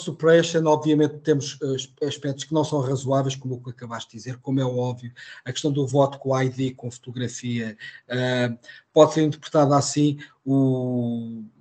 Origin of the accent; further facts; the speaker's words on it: Portugal; Eu não sou americano, sou português.